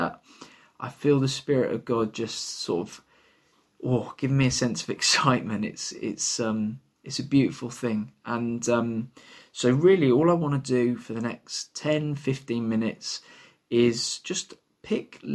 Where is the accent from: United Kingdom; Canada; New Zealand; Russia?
United Kingdom; London; now in Bristol, United Kingdom; I am not from Bristol. I come from London.